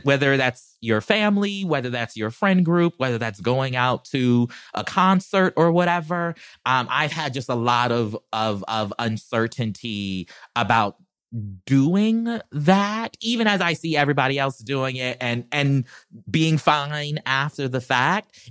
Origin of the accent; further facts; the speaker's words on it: South Carolina, United States; now in Los Angeles, United States; I'm country, I'm from South Carolina